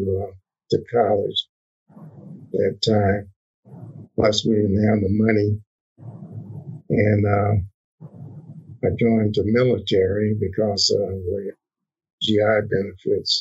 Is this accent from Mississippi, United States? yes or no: yes; northern Mississippi, United States; moved away; also born or lived in San Francisco; I was born in Mississippi, northern Mississippi, in 1935